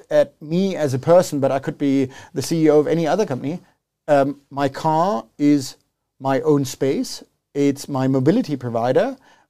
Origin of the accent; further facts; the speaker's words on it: South Africa; I've been now back in South Africa for 1 year. I grew up in South Africa, but I've spent the last 20 years abroad.